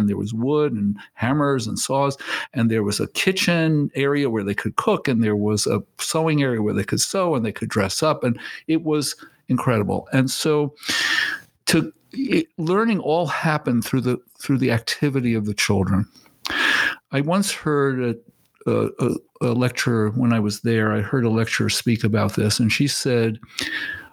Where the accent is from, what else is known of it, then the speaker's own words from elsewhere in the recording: New York City, New York, United States; also born or lived in Maine; I was put into schools in Bedford-Stuyvesant in Brooklyn, which is where I'm from